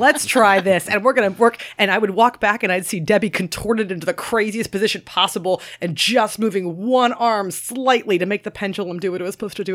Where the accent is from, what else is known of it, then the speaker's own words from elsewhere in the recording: Maryland, United States; moved away; I'm obviously from Maryland as well